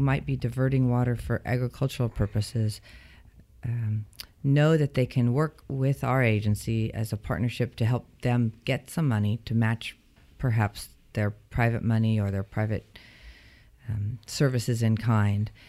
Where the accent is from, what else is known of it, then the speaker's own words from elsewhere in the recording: Bay Area, California, United States; I grew up in Northern California, but in the Bay Area, the southern tip of Northern California